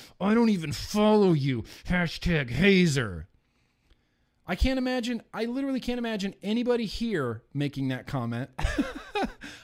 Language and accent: English; Lake Tahoe, United States; all of my friends in high school had Jeeps because we grew up in Lake Tahoe. And, you know, what do you do when you live near a lake in a beachy sort of town?